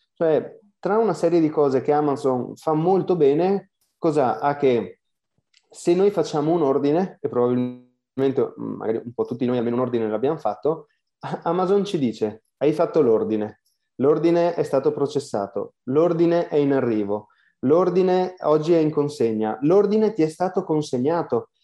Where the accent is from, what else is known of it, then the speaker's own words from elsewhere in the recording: Veneto, Italy; dall'accento non si capisce, ma sono veneto